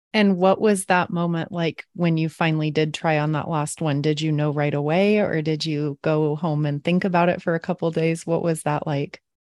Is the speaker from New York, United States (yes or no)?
no; San Diego, California, United States; I'm from San Diego